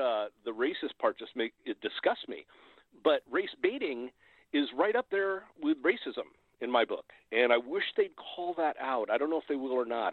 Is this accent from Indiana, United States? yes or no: no; Hawaii, United States; I grew up in, uh, I grew up in Hawaii. I'm a fourth generation there.